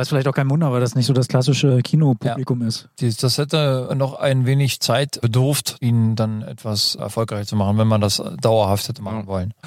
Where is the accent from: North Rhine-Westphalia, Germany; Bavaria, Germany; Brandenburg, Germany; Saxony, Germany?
Brandenburg, Germany; ich als Brandenburger Kind